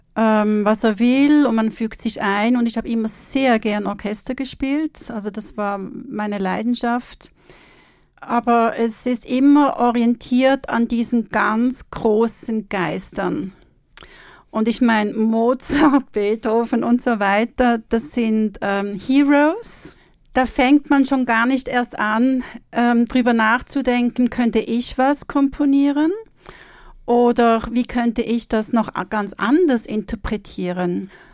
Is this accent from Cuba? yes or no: no; Switzerland; now in Austria; ich komme aus der Schweiz